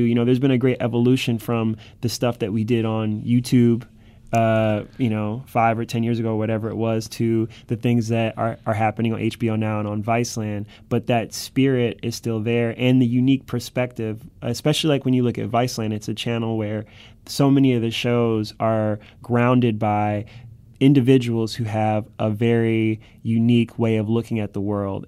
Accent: Cleveland, Ohio, United States; moved away as an adult; now in New York City, United States; this is my hometown this is my backyard

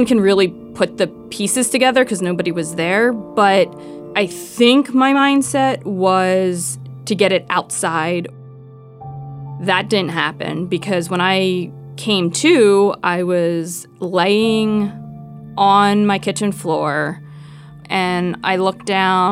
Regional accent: Philadelphia, Pennsylvania, United States; moved away as an adult; now in Athens, United States; I'm originally from Philadelphia.

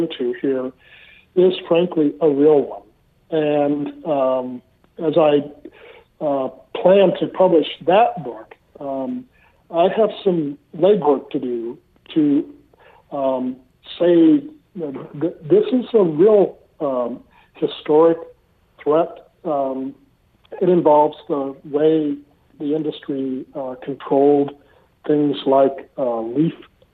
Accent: Midwest, United States; also born or lived in Miami, Florida / Rappahannock County, Virginia; now in Virginia, United States; Ann and I grew up in the Midwest

